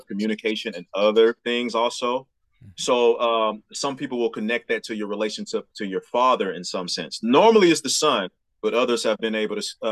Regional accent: Memphis, Tennessee, United States; moved away as an adult; now in Jefferson City, United States; Davidcrest is the street I grew up on in Memphis.

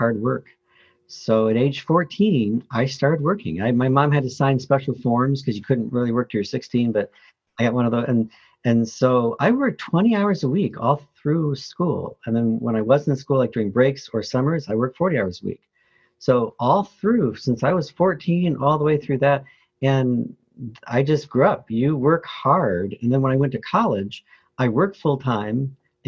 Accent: Flint, Michigan, United States; moved away; also born or lived in New Orleans, Louisiana; I was born in New Orleans, Louisiana, but raised in Flint, Michigan

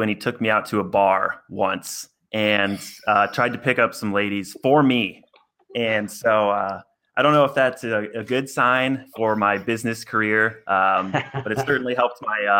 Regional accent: Des Moines, Iowa, United States; I grew up in Des Moines, Iowa.

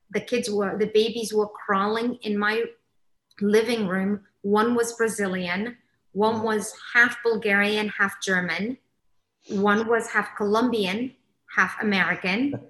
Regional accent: Somalia; now in England, United Kingdom; I grew up in Africa. I mm-hmm. immigrated to England. Um, I grew up, uh, I'm Somali, so I grew up in the Somali culture.

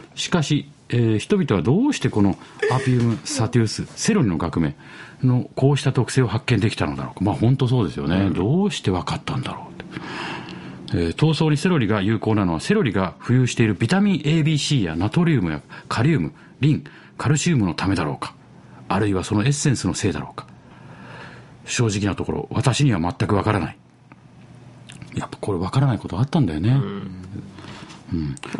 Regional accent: Kawasaki, Kanagawa, Japan; moved away; 子供の頃っていうか、川崎に住んでましたから

